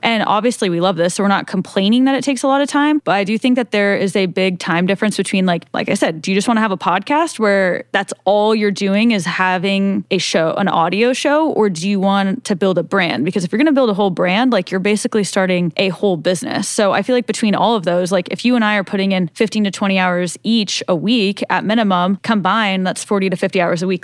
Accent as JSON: {"language": "English", "region": "Kansas", "country": "United States", "tie": "born or raised there", "said": "I was born in Kansas"}